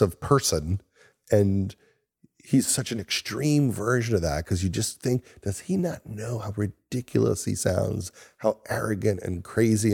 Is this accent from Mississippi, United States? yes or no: no; Long Island, New York, United States; moved away as an adult; also born or lived in Los Angeles; I was from Long Island